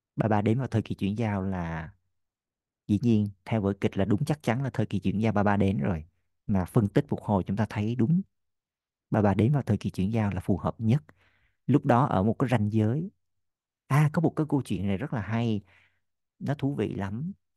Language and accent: Vietnamese; Vietnam; mình là người Việt Nam duy nhất